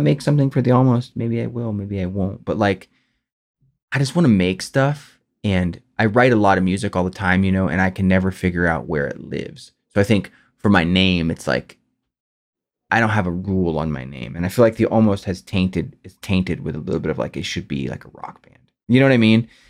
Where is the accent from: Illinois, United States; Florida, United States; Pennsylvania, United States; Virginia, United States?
Florida, United States; Clearwater; growing up in Clearwater, Florida, standing in the food stamp line